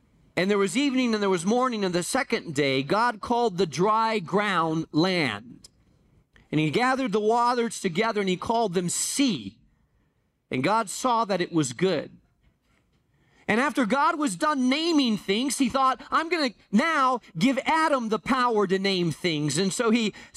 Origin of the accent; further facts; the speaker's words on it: Spain; moved away; I grew up in Spain